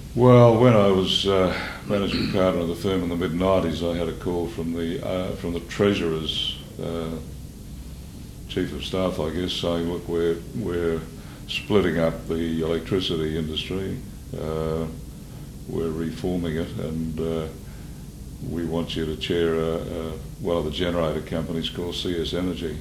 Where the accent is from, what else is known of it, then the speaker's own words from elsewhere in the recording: Maryborough, Queensland, Australia; I was born in Maryborough, Richard. My father was a school teacher there. Um, I was the youngest by a long way of three boys